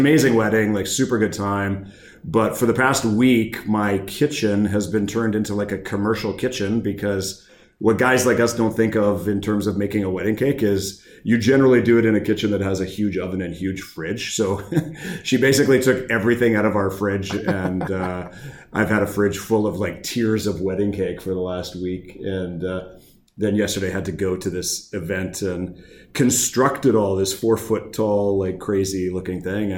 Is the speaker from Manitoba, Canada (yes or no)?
yes; Thompson, Manitoba, Canada; born or raised there; moved away